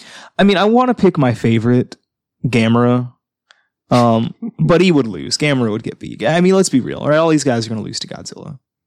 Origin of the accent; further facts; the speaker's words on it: United States; I'm an American.